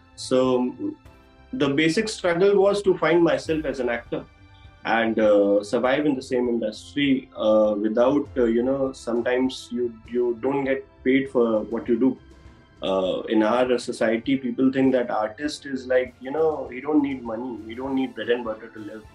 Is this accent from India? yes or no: yes; Udaipur, Rajasthan, India; moved away as an adult; now in Mumbai, India; I'm born and brought up in Udaipur only. I I was here till my school days.